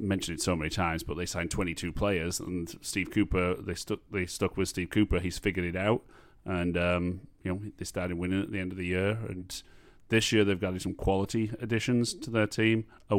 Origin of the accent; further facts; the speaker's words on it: Lancashire, North West England, United Kingdom; my hometown Lancashire